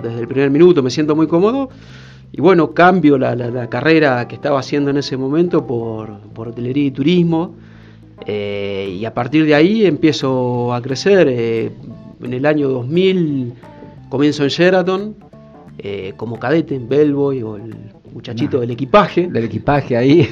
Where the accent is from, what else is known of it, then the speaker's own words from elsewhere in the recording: Mar del Plata, Buenos Aires Province, Argentina; moved away as an adult; also born or lived in Lincoln, Buenos Aires; now in Salta, Argentina; yo soy marplatense, en realidad nací en Lincoln, provincia de Buenos Aires, pero de muy chico, por una cuestión familiar, eh, crecí en Mar de Plata